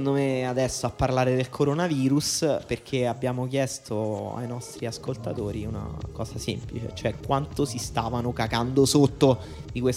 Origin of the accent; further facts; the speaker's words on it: Italy; questione degli austriaci verso noi italiani, ci guardano male.